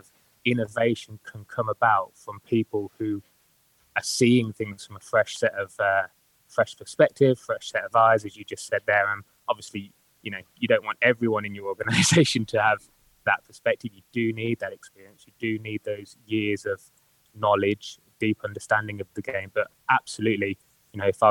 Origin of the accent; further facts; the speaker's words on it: Birmingham, West Midlands, United Kingdom; accent: Birmingham; also born or lived in Newcastle; that's Birmingham for you. So if you can't understand my accent, it's probably because